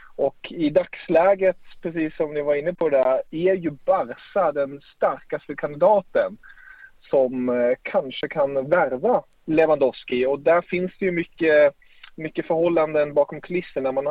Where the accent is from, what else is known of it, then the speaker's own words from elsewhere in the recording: Germany; som tysk älskar jag ju det.